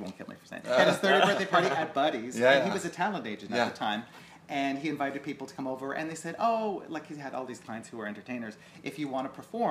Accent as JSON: {"language": "English", "country": "Canada", "also_born_or_lived": "Japan", "said": "I live in fucking Japan, I'm Canadian"}